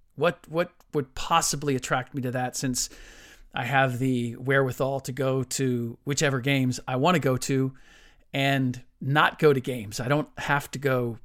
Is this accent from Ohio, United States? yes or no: yes; Cincinnati, Ohio, United States; now in San Francisco Bay Area, United States; growing up in Cincinnati